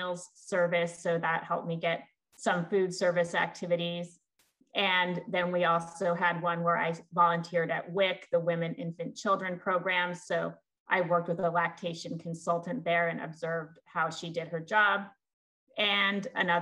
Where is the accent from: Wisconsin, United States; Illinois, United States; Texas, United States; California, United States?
California, United States; moved away; I grew up in California